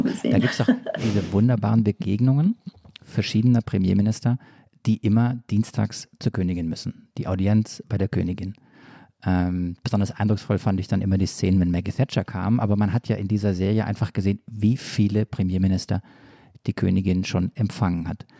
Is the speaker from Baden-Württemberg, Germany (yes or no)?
yes; Swabia, Baden-Württemberg, Germany; accent: Swabian